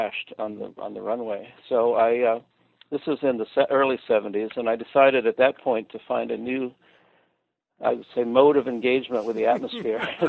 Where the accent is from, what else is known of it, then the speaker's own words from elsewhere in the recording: Windber, Pennsylvania, United States; moved away as an adult; also born or lived in Colorado; I was born in Windber, Pennsylvania